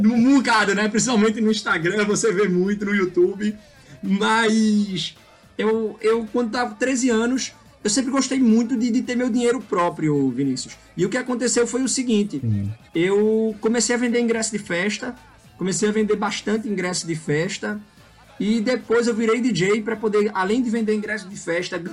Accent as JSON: {"language": "Portuguese", "town": "Recife", "region": "Pernambuco", "country": "Brazil", "tie": "born or raised there", "said": "eu cresci aqui em Recife"}